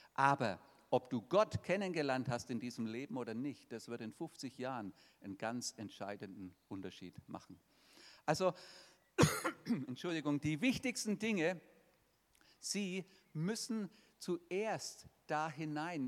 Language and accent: German; 50 km from Nuremberg, Bavaria, Germany; das ist von meinem Heimatort nur 50 Kilometer weg